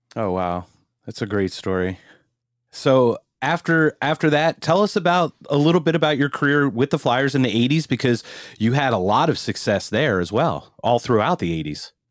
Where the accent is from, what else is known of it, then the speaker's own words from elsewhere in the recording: Philadelphia, Pennsylvania, United States; growing up in Philadelphia